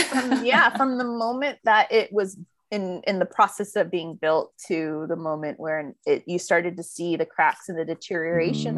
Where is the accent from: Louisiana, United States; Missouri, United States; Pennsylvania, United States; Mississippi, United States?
Louisiana, United States; New Orleans; moved away; I'm originally from New Orleans